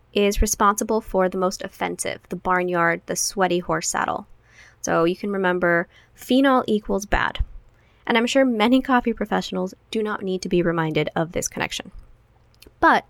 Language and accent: English; Guatemala; now in United States; growing up in Guatemala means that I love papayas.